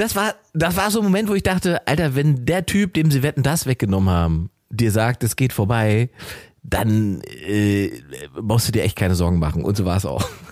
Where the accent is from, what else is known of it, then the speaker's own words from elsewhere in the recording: Germany; Wir sind 80 ja. Millionen Deutsche